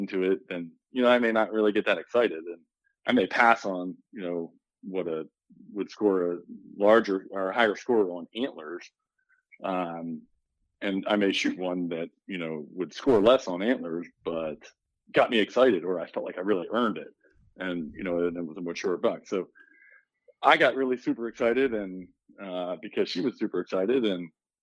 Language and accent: English; Shrewsbury, Pennsylvania, United States; now in Missouri, United States; I grew up just south of York, Pennsylvania, in a small town called Shrewsbury, right next to New Freedom